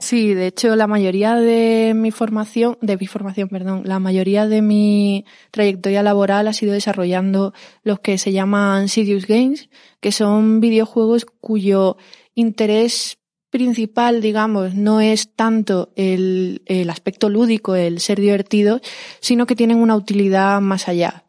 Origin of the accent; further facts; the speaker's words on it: Huelva, Andalusia, Spain; yo soy de Huelva